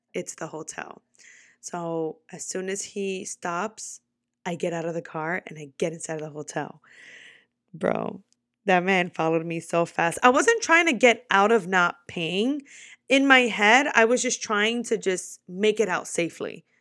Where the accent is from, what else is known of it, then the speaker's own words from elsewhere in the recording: New York, United States; moved away; also born or lived in Florida; I'm from New York